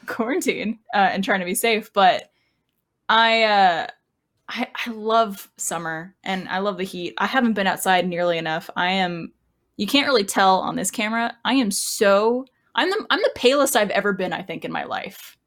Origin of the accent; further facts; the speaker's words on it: Canada; now in Austin, United States; growing up in Canada